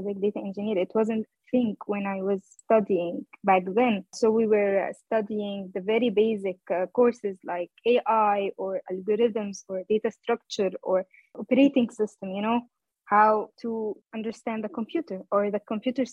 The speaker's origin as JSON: {"language": "English", "country": "Egypt", "moved": "yes", "lives_now": "Hamburg, Germany", "said": "I am from Egypt originally. I'm living currently in Hamburg, Germany."}